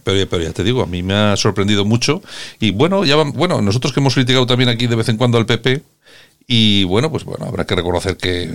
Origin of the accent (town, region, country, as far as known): Spain